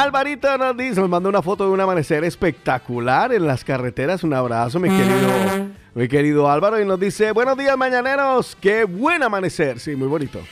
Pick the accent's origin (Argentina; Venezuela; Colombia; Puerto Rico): Colombia; Cali, Valle del Cauca; now in Spain; allá en, en, mi tierra, en mi Calibella